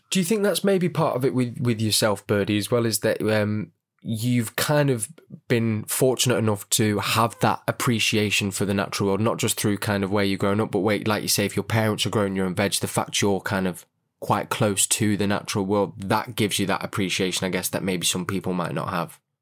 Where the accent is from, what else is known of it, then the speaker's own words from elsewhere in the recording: Manchester, North West England, United Kingdom; I'm kind of from Manchester